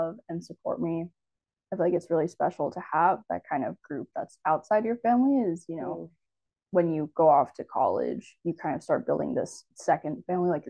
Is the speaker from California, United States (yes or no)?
yes; Marin, California, United States; also born or lived in Pennsylvania; I grew up in Marin